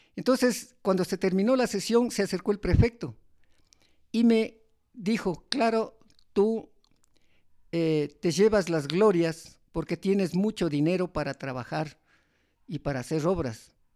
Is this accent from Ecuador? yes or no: yes; Sigchos, Cotopaxi, Ecuador; also born or lived in Toacaso / Latacunga; mi pueblo Sichos